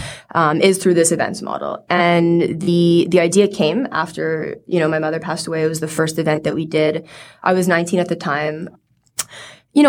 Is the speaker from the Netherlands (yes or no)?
no; Montreal, Quebec, Canada; I grew up in Montreal, Canada